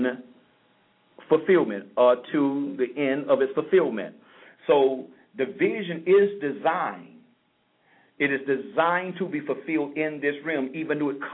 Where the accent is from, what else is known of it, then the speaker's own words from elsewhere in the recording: St. Petersburg, Florida, United States; moved away as an adult; now in South Florida, United States; I'm from St. Petersburg